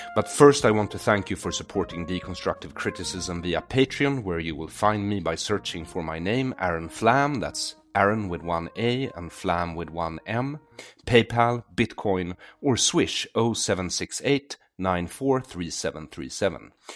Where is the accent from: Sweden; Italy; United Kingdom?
Sweden; I grew up in Sweden, which is a socialist utopia